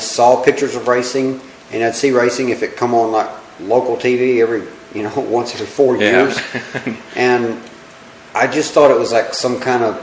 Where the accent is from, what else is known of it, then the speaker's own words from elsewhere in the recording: Murfreesboro, Tennessee, United States; I grew up right here in Middle Tennessee, just outside of Murfreesboro